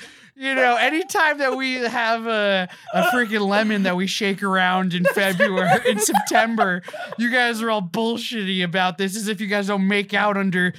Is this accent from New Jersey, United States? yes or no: yes; Springfield, New Jersey, United States; also born or lived in Bronx, New York / Queens, New York; I lived in Queens. I was born in the Riverdale, went to Queens, and then a year into Queens, they moved me to Springfield. And that's where I grew up.